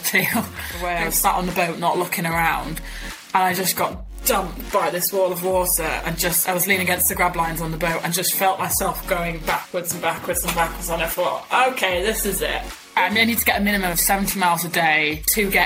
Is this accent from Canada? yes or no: no; Yorkshire and the Humber, United Kingdom; born and raised in East Yorkshire. So I grew up on the farm here.